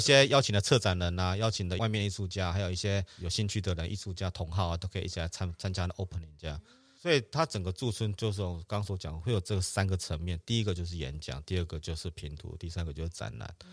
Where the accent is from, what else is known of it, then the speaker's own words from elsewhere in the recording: Taiwan; 我是台湾来的